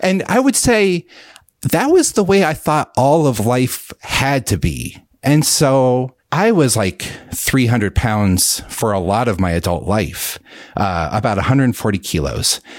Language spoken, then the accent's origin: English; central Pennsylvania, United States; I am from Pennsylvania, and I still live here. Uh, central Pennsylvania, the kind of more rural areas.